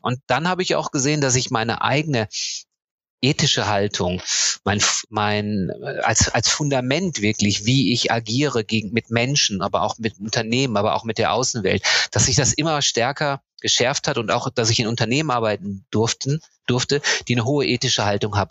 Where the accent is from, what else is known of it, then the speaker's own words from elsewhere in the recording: North Rhine-Westphalia, Germany; Geboren und aufgewachsen bin ich in Ostwestfalen.